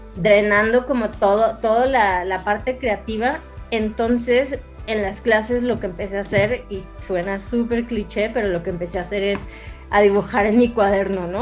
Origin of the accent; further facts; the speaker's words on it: Ciudad Juárez, Chihuahua, Mexico; yo soy de Ciudad Juárez